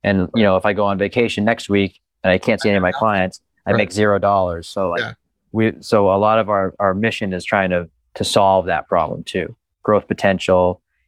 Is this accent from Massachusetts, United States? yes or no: yes; Easton, Massachusetts, United States; born there; So yeah, I was born in Easton. Easton. On Cranberry Lane, right by the Cranberry Bogs.